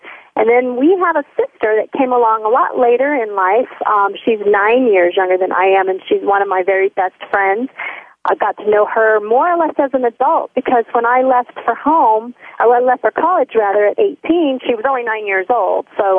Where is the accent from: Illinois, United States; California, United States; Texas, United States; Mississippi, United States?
Texas, United States; born there; also born or lived in Missouri / Florida / Tennessee; I moved around a lot. I would have to say that I'm a Southern girl. I was born in Texas, and my dad moved us around a little bit, Missouri, Florida, back to Texas, and then we moved to Tennessee.